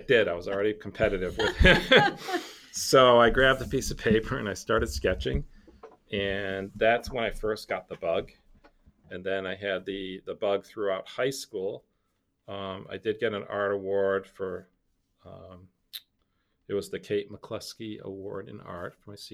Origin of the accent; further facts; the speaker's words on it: Saratoga Springs, New York, United States; moved away as an adult; also born or lived in Rochester, New York / North Andover, Massachusetts; now in Epping, New Hampshire, United States; I grew up in Saratoga Springs, New York